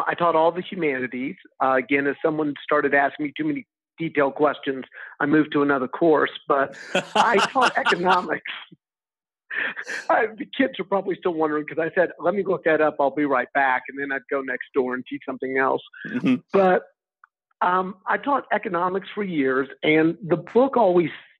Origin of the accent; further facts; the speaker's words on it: Texas, United States; moved away as an adult; now in Spain; I'm from Texas.